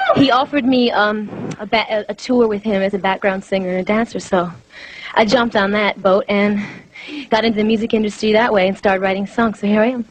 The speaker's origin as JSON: {"language": "English", "town": "Detroit", "region": "Michigan", "country": "United States", "tie": "born or raised there", "also_born_or_lived": "New York / Paris", "moved": "yes", "said": "I was born in Detroit"}